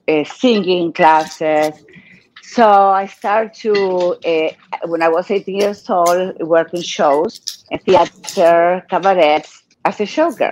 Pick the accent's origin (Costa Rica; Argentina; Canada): Argentina; Buenos Aires; moved away as an adult; also born or lived in Mexico; Well, I was born in Argentina, Buenos Aires, Argentina. I want everybody knows, because in the internet, they said I'm from Morocco, but I'm from Argentina. My parents, they were really older, so they only have me. I am only child. I didn't live too long in Argentina